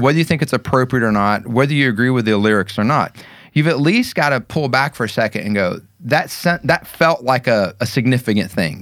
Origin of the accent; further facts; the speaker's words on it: Kennesaw, Georgia, United States; also born or lived in Fitzgerald, Georgia; My hometown, I consider Kennesaw